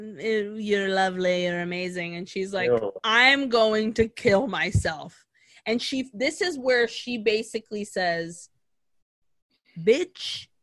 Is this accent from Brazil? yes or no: yes; Brazil; moved away; growing up in Brazil, I grew up in Brazil